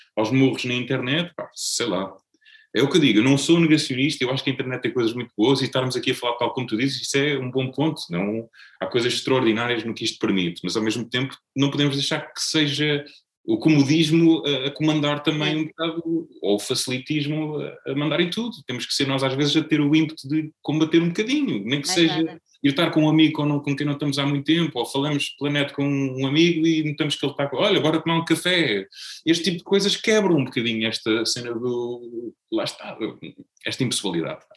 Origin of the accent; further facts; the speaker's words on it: Azeitão, Setúbal, Portugal; moved away as an adult; also born or lived in Lisbon; now in Setúbal, Portugal; eu cresci praticamente a vida toda em Azeitão. Nasci em Lisboa, mas muito, muito cedo, com dois, três anos, vim para, para Azeitão e fiquei lá até aos 30